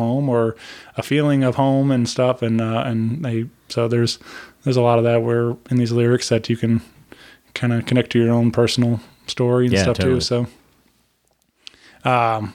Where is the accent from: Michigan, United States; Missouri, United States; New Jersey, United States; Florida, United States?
Missouri, United States; Wentzville; I grew up in Wentzville, Missouri